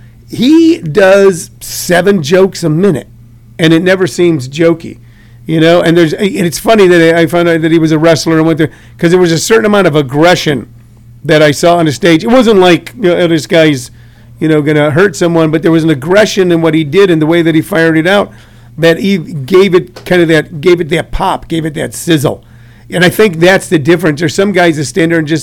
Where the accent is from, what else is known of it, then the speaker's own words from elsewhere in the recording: St. Louis, Missouri, United States; I'm from St. Louis, so I can't really love the Chicago Cubs. I grew up watching the Cardinals